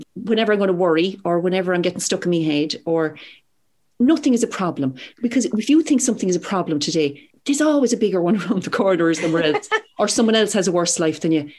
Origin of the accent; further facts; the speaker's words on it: Whitechurch, Munster, Ireland; I'm from Whitechurch near Blarney in Cork.